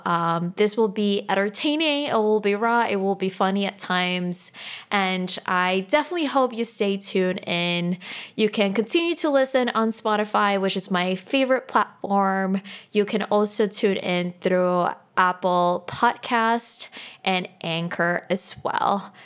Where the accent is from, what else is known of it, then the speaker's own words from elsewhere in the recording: Santo Domingo, Dominican Republic; moved away; I am originally from the Dominican Republic